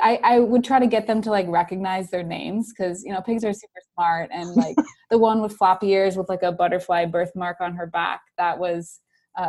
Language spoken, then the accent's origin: English; Wisconsin, United States; accent: Wisconsin; moved away as an adult; now in San Francisco, United States; I'm from Wisconsin.